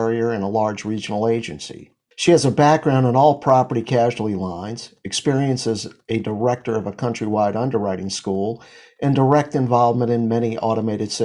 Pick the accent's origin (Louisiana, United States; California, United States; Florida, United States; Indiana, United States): Louisiana, United States; New Orleans; My hometown